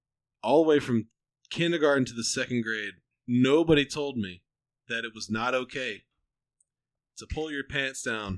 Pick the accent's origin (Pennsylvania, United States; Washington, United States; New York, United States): Pennsylvania, United States; Pittsburgh; I was from Pittsburgh